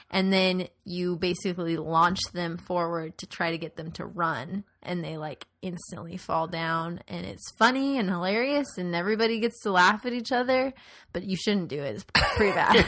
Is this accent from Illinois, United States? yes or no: no; Tucson, Arizona, United States; moved away; I grew up in Tucson, which is pretty different from Phoenix